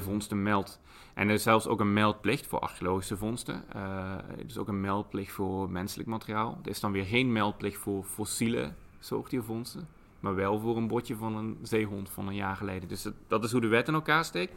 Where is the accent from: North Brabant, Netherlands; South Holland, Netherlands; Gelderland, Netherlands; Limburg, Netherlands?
Limburg, Netherlands; moved away; ik kom zelf uit Limburg